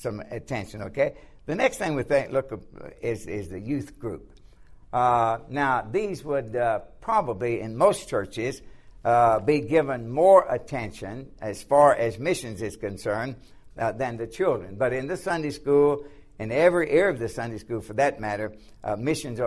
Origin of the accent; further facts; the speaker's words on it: the South, United States; now in Lancaster, United States; when I grew up in the South, the churches were lily white